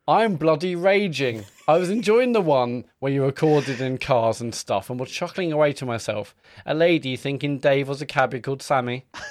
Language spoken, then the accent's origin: English; Stratford-upon-Avon, West Midlands, United Kingdom; my hometown of Stratford upon Avon